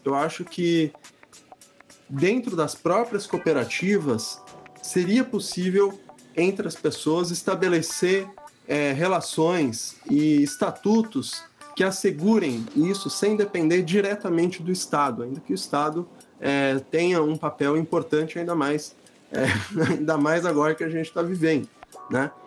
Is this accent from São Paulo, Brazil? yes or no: yes; Santos, São Paulo, Brazil; moved away; em Santos, que é onde eu nasci, onde eu estou morando agora, porque eu voltei para cá durante a pandemia